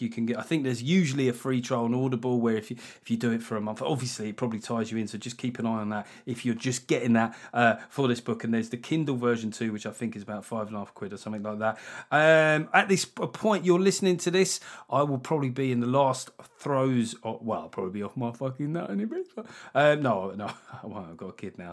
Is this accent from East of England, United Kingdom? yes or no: no; London, United Kingdom; When I was growing up in South London